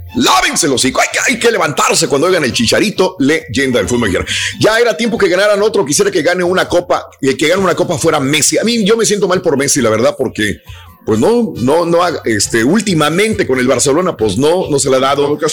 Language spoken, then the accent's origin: Spanish; Mexico; now in United States; no somos los únicos mexicanos ahí